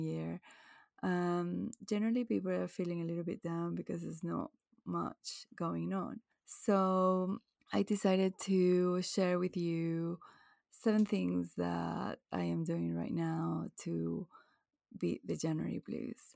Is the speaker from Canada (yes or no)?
no; Venezuela; now in England, United Kingdom; I grew up in Venezuela, blue skies all year round